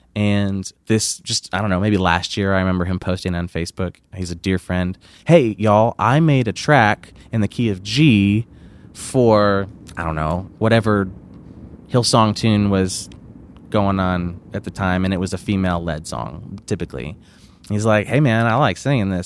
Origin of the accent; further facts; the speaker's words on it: Flint, Michigan, United States; moved away as an adult; now in Texas, United States; I'm originally from Flint, Michigan. Uh, I moved to Texas when I was nineteen